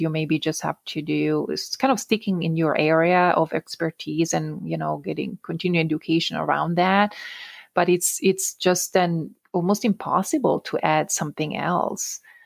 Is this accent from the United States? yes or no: no; Italian-speaking Switzerland, Switzerland; English is a second language; moved away; So I'm originally from the Italian-speaking part of Switzerland